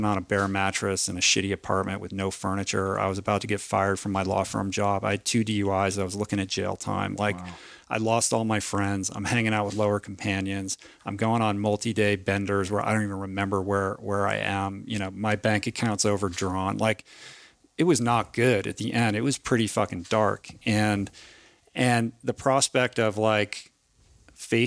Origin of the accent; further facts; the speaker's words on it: Washington, District of Columbia, United States; moved away as an adult; I grew up in Washington, D.C.